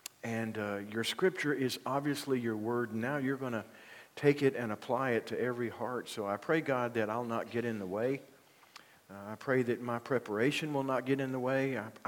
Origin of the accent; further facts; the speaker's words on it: Union, United States; As they say in my hometown of Union, how y'all?